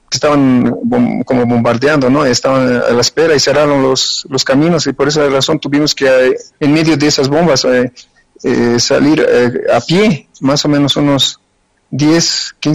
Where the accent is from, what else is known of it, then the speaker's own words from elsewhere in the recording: Bolivia; moved away; also born or lived in Ukraine; no obstante de haber estado 32 años allá, eh, no, no cambié mi nacionalidad, no cambié, y, o sea, soy boliviano, boliviano.